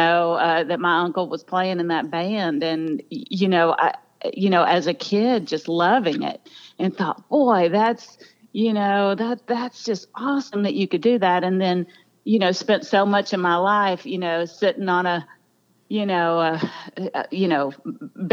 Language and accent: English; Bridge City, Texas, United States; I grew up in a little town in Texas called Bridge City, tiny